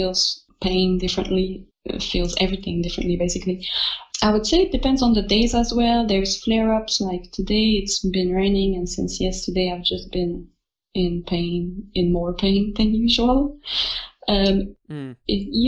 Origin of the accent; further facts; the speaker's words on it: Quebec, Canada; also born or lived in Staines, United Kingdom; I'm from Quebec, Canada, so I'm French-Canadian.